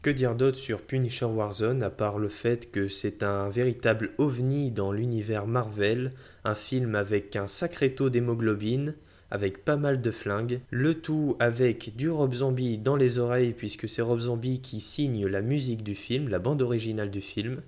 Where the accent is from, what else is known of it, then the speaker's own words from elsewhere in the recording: France; chez nous en France